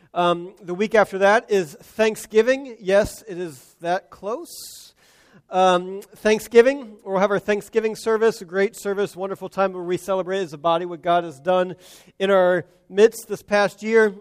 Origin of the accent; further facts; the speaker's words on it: United States; as American Christians